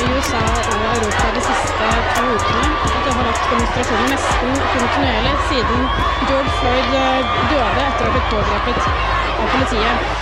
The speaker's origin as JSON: {"language": "Norwegian", "town": "Kragerø", "region": "Vestfold og Telemark", "country": "Norway", "tie": "born or raised there", "accent": "Kragerø dialect", "said": "jeg har dialekt fra hjembyen min Kragerø, som ligger helt sør i Telemark"}